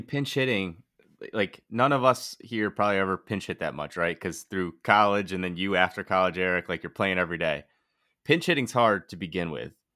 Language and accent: English; Bristol, Connecticut, United States; I'm from Bristol